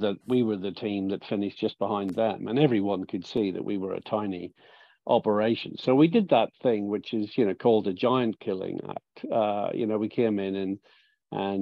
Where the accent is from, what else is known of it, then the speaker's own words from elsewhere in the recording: Ireland; I'm from Ireland